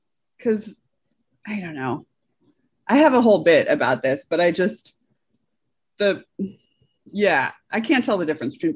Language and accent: English; Northampton, Massachusetts, United States; moved away as an adult; I grew up near Northampton, Massachusetts.